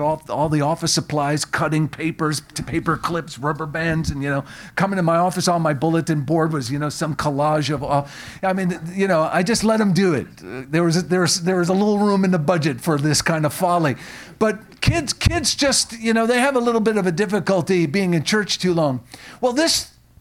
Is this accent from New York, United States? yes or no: yes; Long Island, New York, United States; moved away; also born or lived in Tennessee; I grew up on Long Island